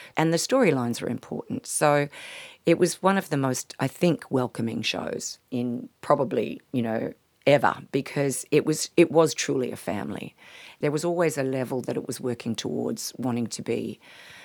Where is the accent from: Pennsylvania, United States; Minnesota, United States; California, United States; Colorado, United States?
California, United States; Palo Alto; now in Australia; when I was growing up in Palo Alto, it turned out that Joan Baez actually went to the same school that I went